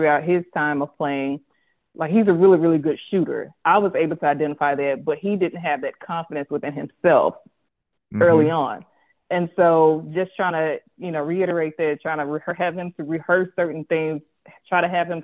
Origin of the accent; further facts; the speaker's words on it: Jackson, Mississippi, United States; so I'm from Jackson, Mississippi. I went to high school